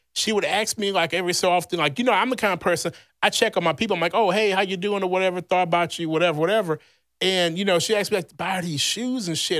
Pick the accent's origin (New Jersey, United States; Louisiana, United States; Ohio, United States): Louisiana, United States; moved away; my home state, Louisiana